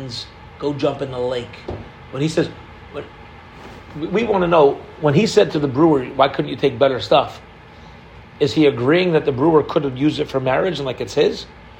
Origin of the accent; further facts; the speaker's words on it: Canada; We're Canadian